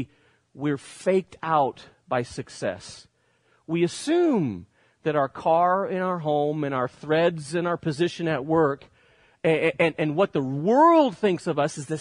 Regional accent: Spain; now in United States; growing up in Spain as I did, one of the best parts about growing up in Spain is my vacations

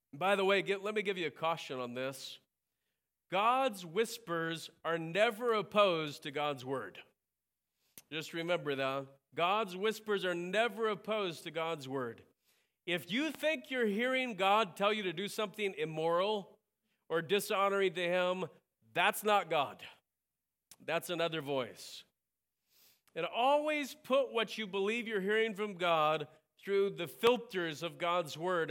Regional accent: United States; I'm an American

